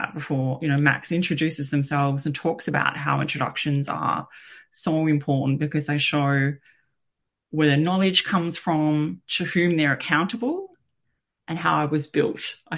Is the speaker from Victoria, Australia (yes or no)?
yes; Bunurong land, Victoria, Australia; I was born on Bunurong land, and actually I've lived on Bunurong land pretty much all my life.